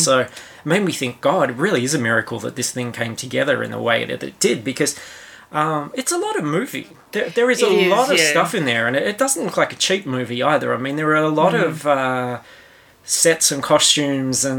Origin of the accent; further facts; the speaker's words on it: Australia; accent: coarse Australian; my coarse Australian accent